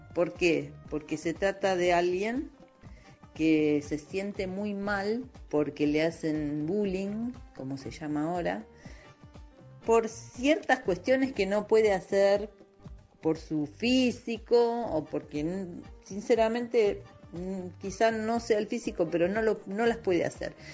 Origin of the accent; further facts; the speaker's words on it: Buenos Aires Province, Argentina; now in Buenos Aires, Argentina; como vivo en Buenos Aires, como soy ahora soy porteña, porque en realidad nací en la provincia, en un barrio de casas bajas, de chalecitos